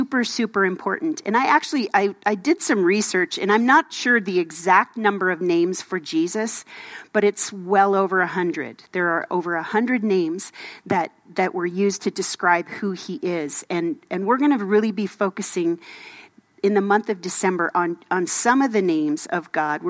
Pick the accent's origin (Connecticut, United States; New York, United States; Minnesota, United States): Minnesota, United States; moved away; I grew up in Minnesota